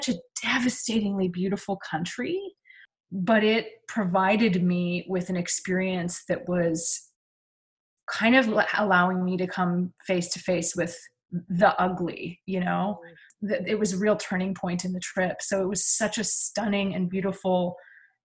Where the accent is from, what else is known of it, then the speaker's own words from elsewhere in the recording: Vancouver, British Columbia, Canada; also born or lived in California; now in Bainbridge Island, United States; I grew up in Vancouver